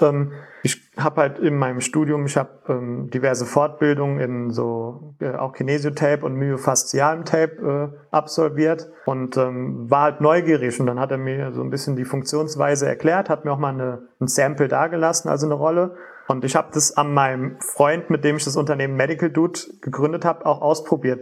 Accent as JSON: {"language": "German", "town": "Wiesbaden", "region": "Hesse", "country": "Germany", "also_born_or_lived": "Frankfurt", "said": "ich komme selbst aus Wiesbaden"}